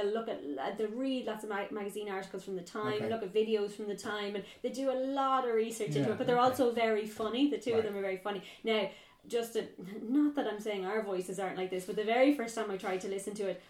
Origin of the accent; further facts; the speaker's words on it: Ireland; as Irish people